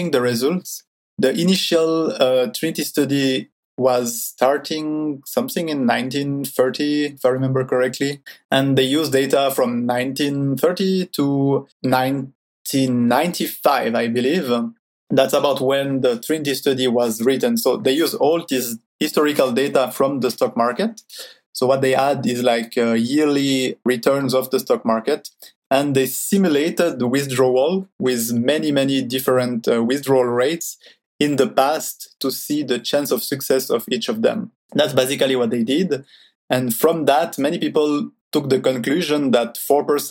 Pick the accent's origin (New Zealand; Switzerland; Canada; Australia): Switzerland; I'm from Switzerland. I've lived my whole life there in Switzerland.